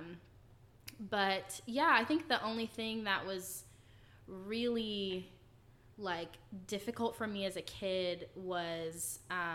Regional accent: Fort Worth, Texas, United States; I was born and raised in Texas. I was born in Fort Worth, and I lived there for the first 10, 11 years of my life.

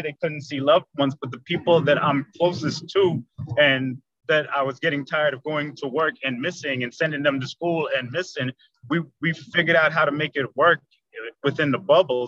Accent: New York City, New York, United States; moved away as an adult; now in Orlando, United States; I am from Queens, New York. I live in Orlando, Florida currently. I've been here about 30 years now already

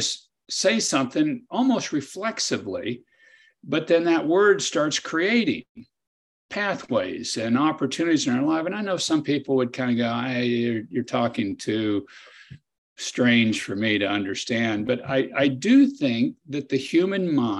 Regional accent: Kansas, United States; I'd try to practice law near my hometown and farm on the side.

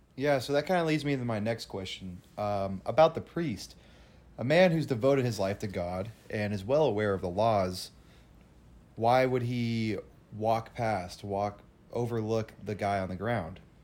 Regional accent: California, United States; I'm from California

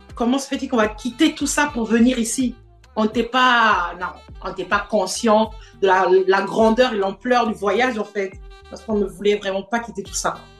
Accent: Port-Gentil, Ogooué-Maritime, Gabon; moved away as an adult; also born or lived in Gamba, Gabon / Montreal, Canada / Quebec City, Canada; now in Canada; je suis née à Port-Gentil, mais j'ai vécu dans, dans une autre petite ville, pas très loin, qui s'appelle Gamba. Et euh, c'est là où j'ai fait toute, mon primaire. Et quand je suis allée au lycée, c'est là où je suis allée vivre à Port-Gentil

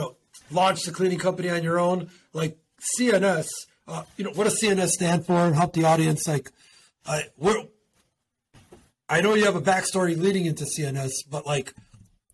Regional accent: Chicago, Illinois, United States; I'm from Metro City, been born and raised in Chicago

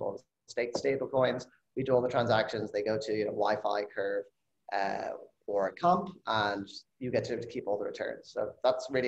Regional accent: Ireland; moved away as an adult; now in California, United States; I'm originally from Ireland. I moved to California after grad school, 11 years ago now.

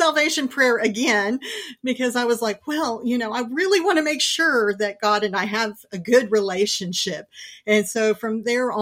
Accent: California, United States; now in Houston, United States; I was born and raised in California

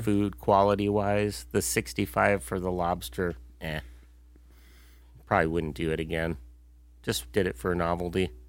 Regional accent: United States; we've been very fortunate living and growing up in the United States

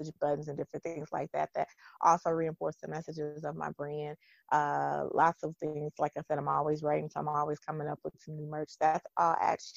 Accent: East Texas, United States; moved away as an adult; also born or lived in Virginia; I'm from East Texas

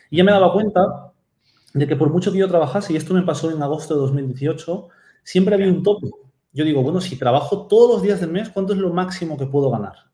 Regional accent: Peru; also born or lived in Japan; yo soy de Perú, aunque no nací en Perú, nací en Japón

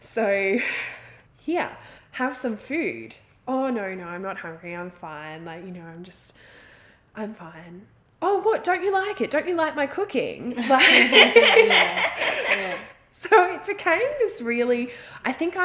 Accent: Australia; I'm Australian

